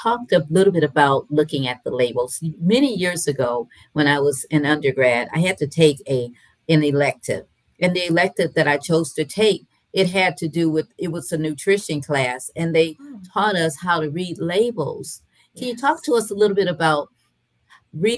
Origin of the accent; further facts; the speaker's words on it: Michigan, United States; now in North Carolina, United States; Both my parents were from the South, even though I was raised in Michigan